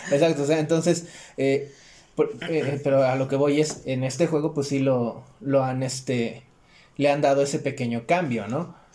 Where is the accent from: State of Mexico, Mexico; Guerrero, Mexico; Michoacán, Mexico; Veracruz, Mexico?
Guerrero, Mexico; Chilpancingo; also born or lived in Acapulco; now in Mexico City, Mexico; yo soy de Chilpancingo. Nada más estoy aquí entre semana